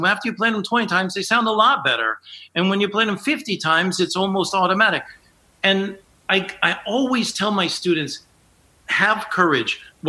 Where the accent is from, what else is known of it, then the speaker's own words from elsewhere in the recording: San Antonio, Texas, United States; I was raised in San Antonio, Texas as an Air Force brat.